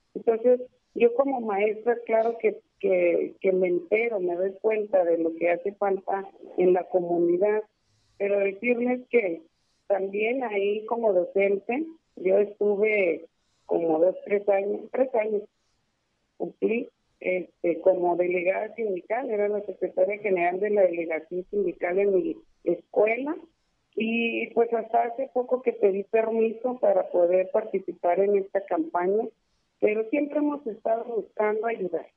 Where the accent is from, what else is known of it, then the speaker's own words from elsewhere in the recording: Lerdo, Durango, Mexico; also born or lived in Juárez; Yo soy de Lerdo y conozco bien Lerdo